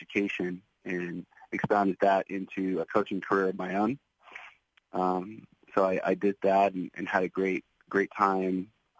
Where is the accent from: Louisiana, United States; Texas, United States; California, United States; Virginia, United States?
California, United States; Oakland; moved away as an adult; also born or lived in Seattle, Washington; now in Anderson Township, Ohio, United States; we moved back home, and that was Oakland, California. So I grew up in the Bay Area